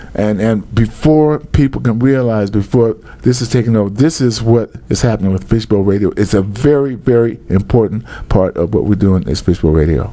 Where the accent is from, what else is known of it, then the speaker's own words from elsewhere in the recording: Compton, California, United States; I grew up in Compton, and if you go on the street that I grew up on, a school street in Southern California